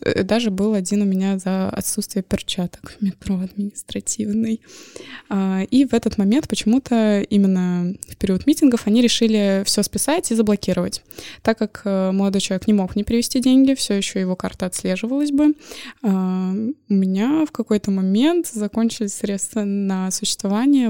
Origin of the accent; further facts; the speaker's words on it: Moscow, Russia; moved away as an adult; now in Saint Petersburg, Russia; Я человек, который родился в Москве и прожил, соответственно, там всю жизнь